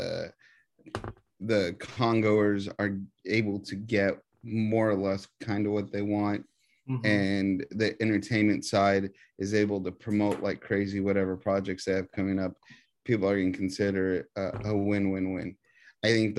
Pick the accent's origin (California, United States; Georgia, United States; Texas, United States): Texas, United States; I'm from Texas.